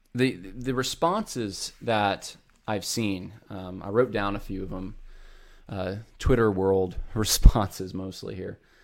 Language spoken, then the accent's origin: English; Northeast, United States; moved away; I was raised up in the Northeast